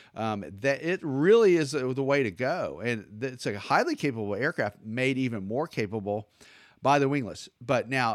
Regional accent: Atlanta, Georgia, United States; I'm from Atlanta

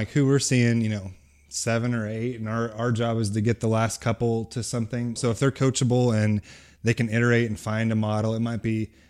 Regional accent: California, United States; also born or lived in Texas / Ohio / Missouri; But I grew up in California and moved around Texas, Ohio, and moved to Missouri when I was in high school.

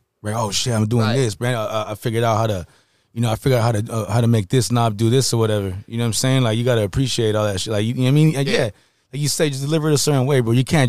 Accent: San Jose, California, United States; I'm from San Jose, bro. Some people argue that's the Bay.

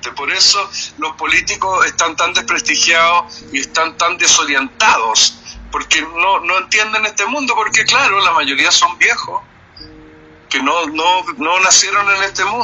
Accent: Chile; sería un poco presuntuoso eh, para mí como chileno decir eso

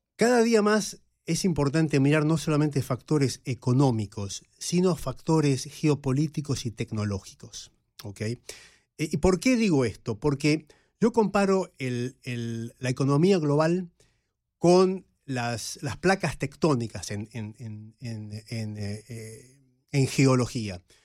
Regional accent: Argentina; moved away; Y los que crecimos en América Latina en la época de la Guerra Fría lo vivimos en carne propia. Yo recuerdo ir a la universidad en Buenos Aires

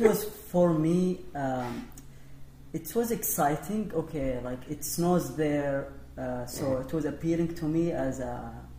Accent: Saudi Arabia; English is a second language; moved away as an adult; now in Minnesota, United States; so I'm from Saudi Arabia

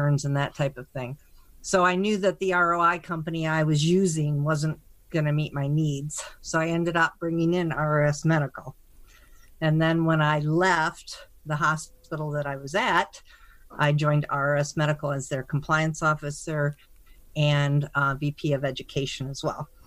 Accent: Michigan, United States; I'm actually from Michigan, went to school there

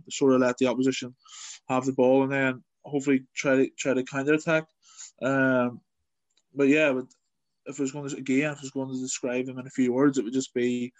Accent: Northern Ireland, United Kingdom; Yeah, so I'm from Northern Ireland, and I write for the Islington Gazette in London.

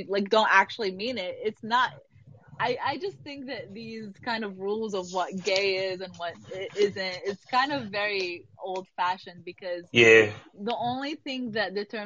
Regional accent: Dubai, United Arab Emirates; I grew up in Dubai

